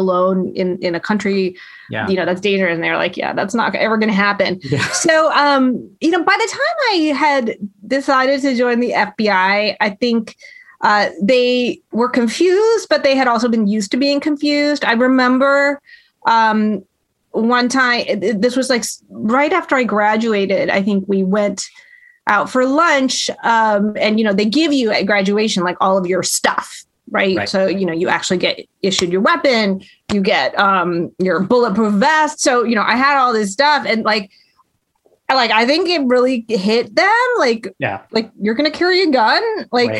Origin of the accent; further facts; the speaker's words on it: Hampton, Virginia, United States; where I grew up in Hampton, Virginia, I was the only Indian in my school